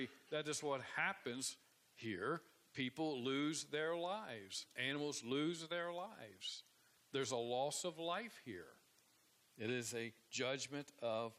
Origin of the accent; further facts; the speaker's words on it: Ohio, United States; moved away; I grew up in Ohio, and it's considered more the Midwest, I guess.